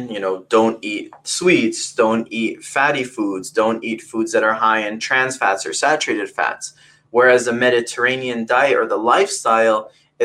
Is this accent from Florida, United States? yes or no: yes; Fort Lauderdale, Florida, United States; moved away as an adult; also born or lived in California; now in Valencia, California, United States; from Fort Lauderdale, Florida. I was raised in the South Florida region, and I've been in California now for the past 3 years.